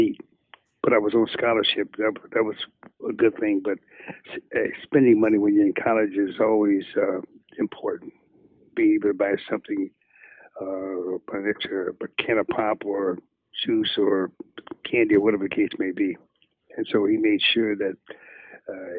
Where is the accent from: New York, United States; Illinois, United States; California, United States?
Illinois, United States; Chicago; I'm from Chicago